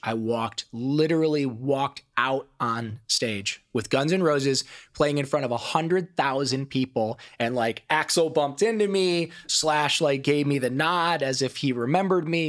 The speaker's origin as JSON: {"language": "English", "town": "Toledo", "region": "Ohio", "country": "United States", "tie": "born or raised there", "accent": "Ohio twang", "moved": "yes", "lives_now": "Los Angeles, United States", "said": "I grew up in Toledo, Ohio, and my childhood was a wilderness of pain."}